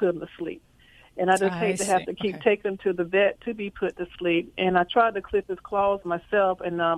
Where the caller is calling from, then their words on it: Fayetteville, North Carolina, United States; I'm calling from Fayetteville, North Carolina, right outside of Fort Bragg.